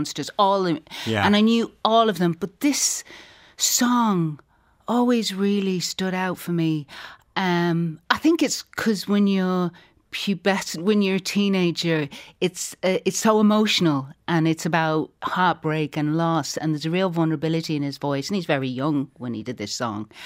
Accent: Tubbercurry, Connacht, Ireland; also born or lived in England; I grew up in Tubbercurry

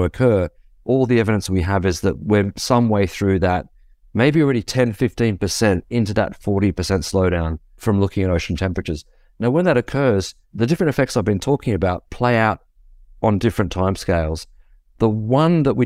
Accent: Australia; I'm from Australia

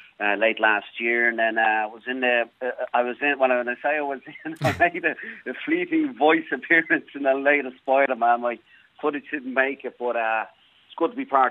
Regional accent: Blackrock, Leinster, Ireland; moved away as an adult; also born or lived in Australia / Brisbane, Australia; now in Los Angeles, United States; born and raised in Newtown Park in Black Rock, and then moved down to Australia in my mid-20s

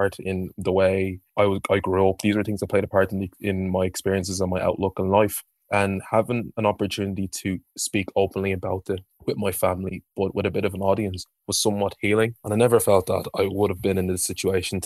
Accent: Ireland; our experiences living and growing up in Ireland

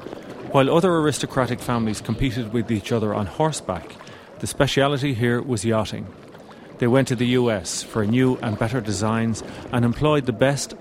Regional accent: Ireland; Is it because we're Irish

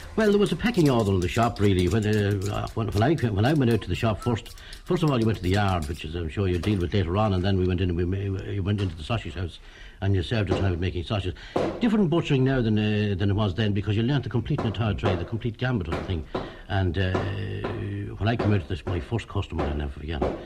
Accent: Drogheda, Leinster, Ireland; I was born and raised in Drogheda. All my family are in, in, in the town.

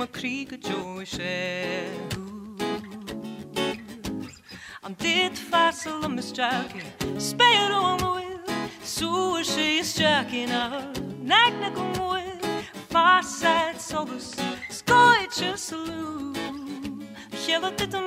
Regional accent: Ennis, County Clare, Ireland; I grew up in Ennis.

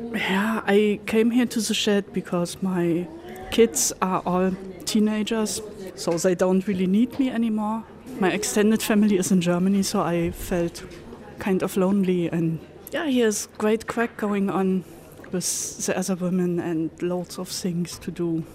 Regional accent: Ireland; at my age, at 66, growing up in Ireland

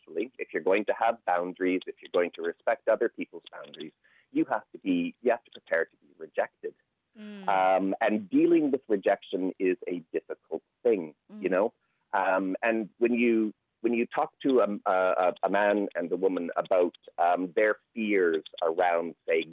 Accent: Canada; moved away as an adult; now in Ireland; you can probably tell from my accent, I'm not Irish, I'm Canadian, but I've been living here 25 years

